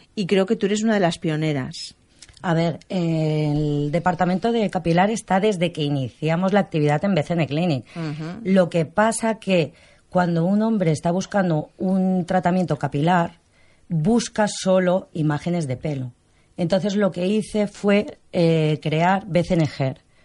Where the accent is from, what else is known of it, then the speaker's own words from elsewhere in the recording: Barcelona, Catalonia, Spain; Soy catalana, nacida aquí en Barcelona.